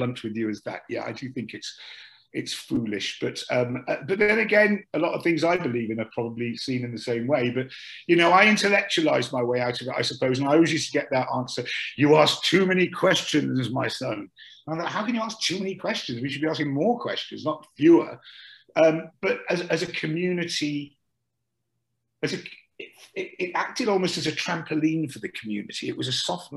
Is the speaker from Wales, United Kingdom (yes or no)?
yes; Dinas Powys, Wales, United Kingdom; accent: Welsh; moved away as an adult; also born or lived in London; I'm from South Wales, a little village called Dinas Powys.